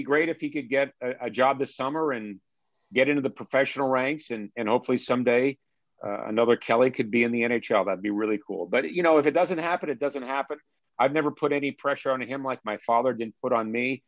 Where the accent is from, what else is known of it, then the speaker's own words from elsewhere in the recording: Ottawa, Ontario, Canada; now in St. Louis, United States; I was born and bred in Ottawa, Ontario.